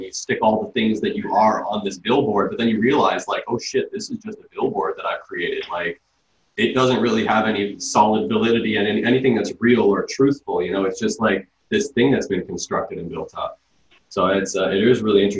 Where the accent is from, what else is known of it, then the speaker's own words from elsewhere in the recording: Toronto, Ontario, Canada; when I grew up, I grew up in Scarborough